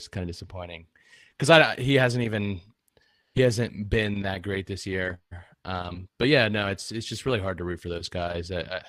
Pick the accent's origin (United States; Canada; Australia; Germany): United States; Pittsburgh, Pennsylvania; I'm from Pittsburgh